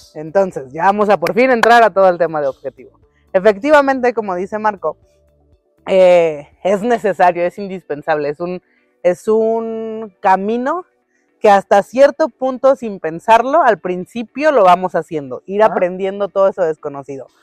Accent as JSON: {"language": "Spanish", "country": "Mexico", "said": "los dos somos mexicanos, porque los dos crecimos de este lado del mundo"}